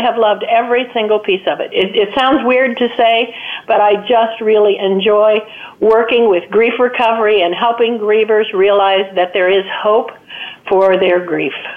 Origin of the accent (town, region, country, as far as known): United States